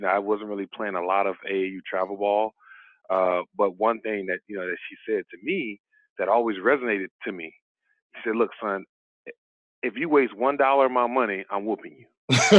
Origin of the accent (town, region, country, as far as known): Columbia, South Carolina, United States